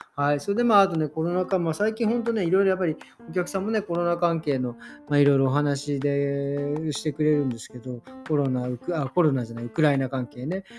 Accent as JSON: {"language": "Japanese", "country": "Japan", "moved": "yes", "lives_now": "Germany", "said": "僕らみたいに日本人だろうが"}